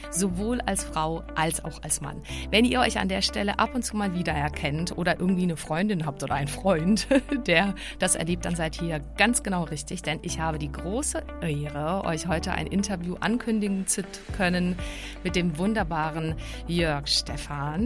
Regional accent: Prague, Czechia; accent: Czech; German is a second language; moved away; also born or lived in Baden-Württemberg, Germany; Ich bin ja aus Prag eben, aber ich hab, äh, dann, äh, ich war so froh, dass ich überhaupt Deutsch gelernt hab

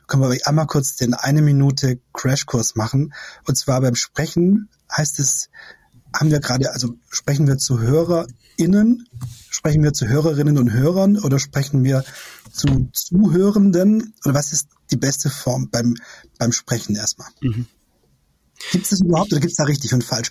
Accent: Esslingen district, Baden-Württemberg, Germany; now in Berlin, Germany; Ich komme aus dem Kreis Esslingen

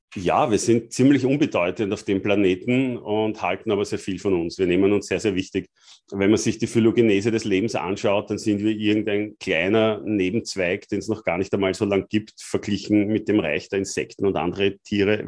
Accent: Austria; als Österreicher

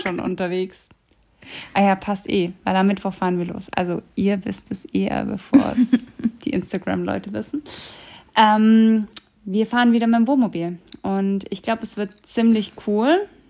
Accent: Germany; wir kommen eben aus Deutschland

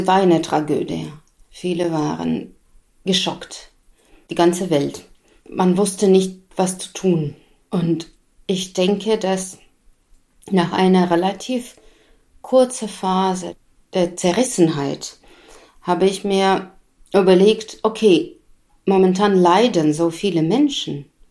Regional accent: Moscow, Russia; German is a second language; now in Gotha, Germany; Ich bin in Moskau geboren

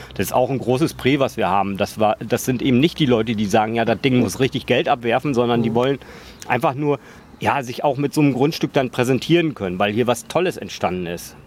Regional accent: Emsland, Lower Saxony, Germany; now in Berlin, Germany; ich komme aus dem Emsland eigentlich, gebürtig

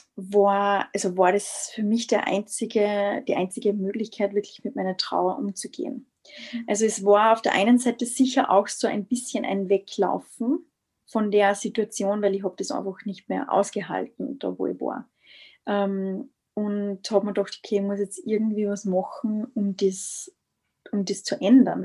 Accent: Styria, Austria; moved away as an adult; now in Vienna, Austria; ich bin aus Österreich, aus der Steiermark, ähm, wohne mittlerweile in Wien seit März

